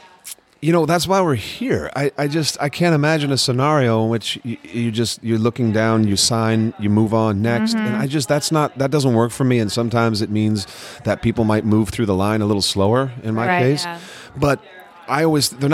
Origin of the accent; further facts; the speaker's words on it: San Mateo, California, United States; now in Los Angeles, United States; I grew up in California